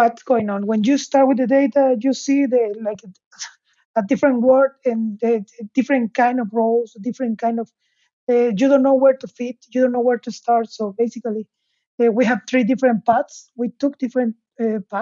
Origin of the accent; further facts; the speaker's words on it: Mexico; moved away as an adult; also born or lived in Aberdeen, United Kingdom; now in Hamburg, Germany; I'm from Mexico, but I'm currently based in Hamburg, Germany